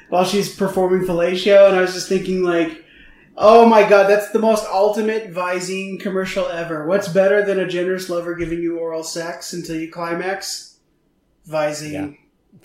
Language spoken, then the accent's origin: English; Eugene, Oregon, United States; moved away; I grew up in Eugene.